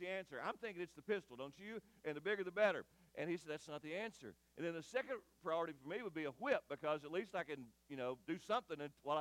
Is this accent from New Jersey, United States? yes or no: no; Eddyville, Kentucky, United States; I grew up near Kentucky State Penitentiary in Eddyville